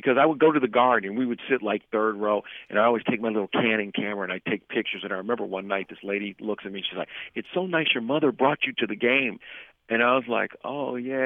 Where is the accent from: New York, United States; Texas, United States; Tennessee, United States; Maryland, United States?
Maryland, United States; now in Los Angeles, United States; I grew up in Maryland